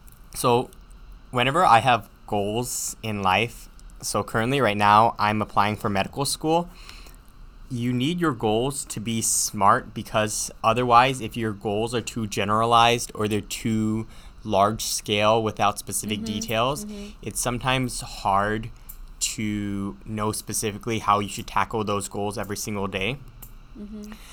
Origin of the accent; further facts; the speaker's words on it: United States; Chinese is a second language; 嗯，我是一个在美国出生的中国人。嗯，在家里我会说台山话。